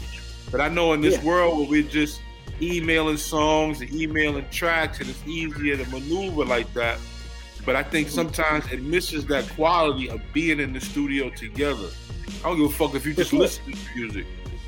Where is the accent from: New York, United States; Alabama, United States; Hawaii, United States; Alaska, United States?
New York, United States; New York City; now in Connecticut, United States; We're broadcasting from Connecticut, but we're all from the Bronx.